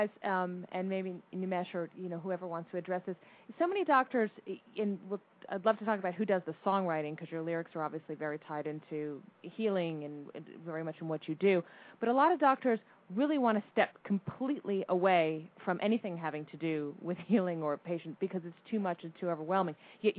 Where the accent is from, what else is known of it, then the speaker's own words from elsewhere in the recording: Colorado, United States; also born or lived in California; now in New York, United States; I grew up in Colorado, and then I actually went to college in California and ended up pursuing all my medical training out here in New York.